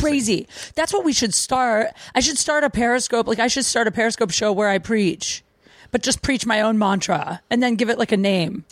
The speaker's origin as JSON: {"language": "English", "town": "Canton", "region": "Ohio", "country": "United States", "tie": "born or raised there", "said": "I grew up in small town Ohio, Canton, Ohio."}